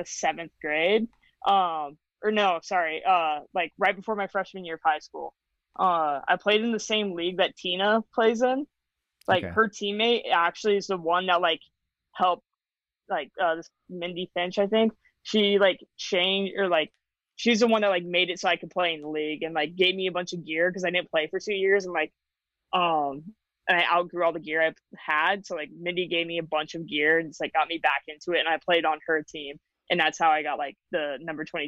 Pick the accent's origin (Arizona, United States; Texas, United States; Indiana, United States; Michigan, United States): Arizona, United States; Chandler; moved away as an adult; also born or lived in Utah; now in Los Angeles, United States; I was born in Utah, and I lived there for like 2 years, and then my parents moved to Arizona when I was 2, and I just grew up in Chandler, and so I moved to Los Angeles like 9 years ago